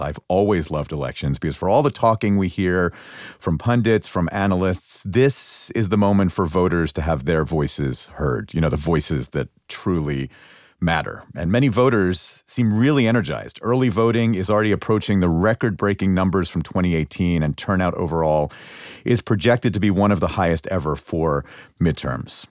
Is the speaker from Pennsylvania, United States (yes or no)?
yes; Pennsylvania, United States; moved away; my home state of Pennsylvania.